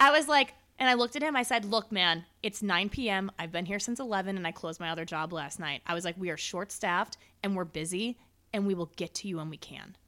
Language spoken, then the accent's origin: English; Chicago, Illinois, United States; also born or lived in Las Vegas; I'm from Chicago